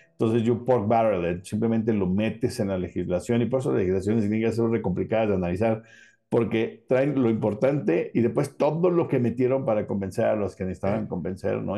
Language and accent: Spanish; Mexico